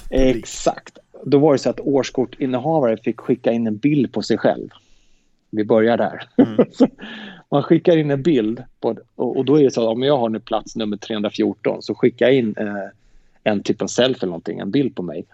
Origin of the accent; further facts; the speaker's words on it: Sweden; vi är från Sverige